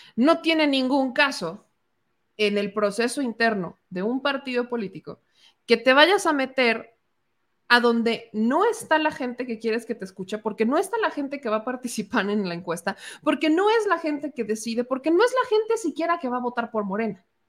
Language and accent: Spanish; Mexico; somos mexicanos